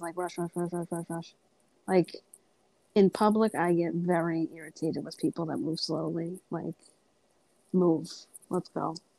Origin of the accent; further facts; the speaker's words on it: Massachusetts, United States; I'm from Massachusetts.